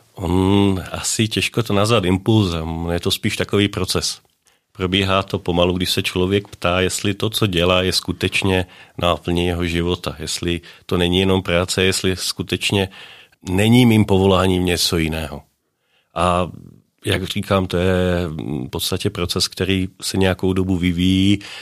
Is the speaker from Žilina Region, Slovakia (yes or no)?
no; a small village near Trnava, Trnava Region, Slovakia; Czech is a second language; moved away as an adult; also born or lived in Brno, Czech Republic; now in Nové Město na Moravě, Czech Republic; já pocházím ze Slovenska, z takové malé vesnice u Trnavy, Dolná Loučice